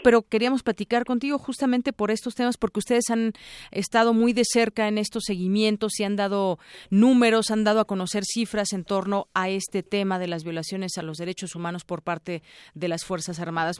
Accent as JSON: {"language": "Spanish", "country": "Mexico", "said": "como mexicanos"}